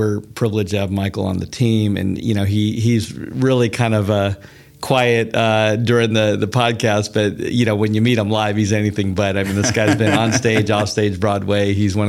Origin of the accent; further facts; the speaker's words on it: Bavaria, Germany; this Bavarian Alpine Christmas that I recall from growing up in Germany in the Alps as a military brat.